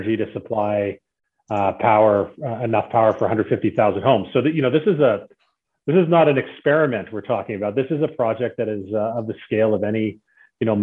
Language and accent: English; Calgary, Alberta, Canada; I grew up here in Calgary in the oil and gas business